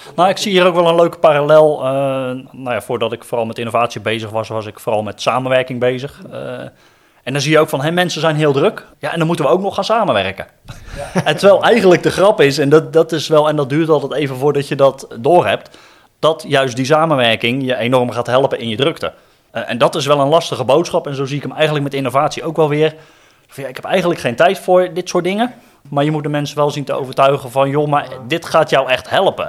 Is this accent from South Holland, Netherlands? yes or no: yes; Rotterdam, South Holland, Netherlands; ik kom dan uit Rotterdam